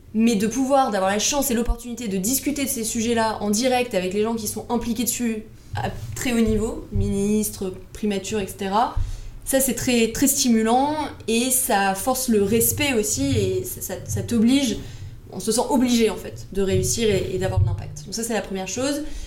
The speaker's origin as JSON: {"language": "French", "town": "Paris", "region": "Île-de-France", "country": "France", "tie": "born or raised there", "said": "je suis née, j'ai grandi à Paris, donc petite bulle parisienne."}